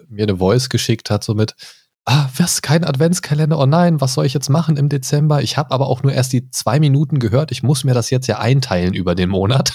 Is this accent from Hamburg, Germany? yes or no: no; Göttingen, Lower Saxony, Germany; moved away; Ich komme ursprünglich auch aus äh, jetzt keiner Großstadt, aber Universitätsstadt Göttingen.